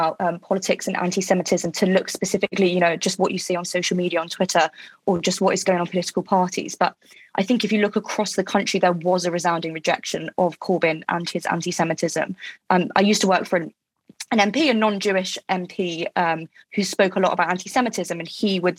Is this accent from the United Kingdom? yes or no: yes; United Kingdom; I'm British